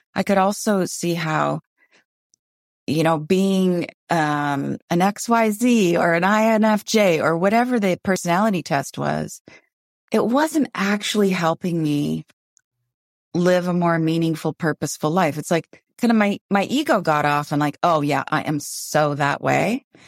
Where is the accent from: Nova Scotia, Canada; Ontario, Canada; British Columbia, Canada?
Ontario, Canada; Windsor; now in Vancouver, Canada; I grew up in Windsor, Ontario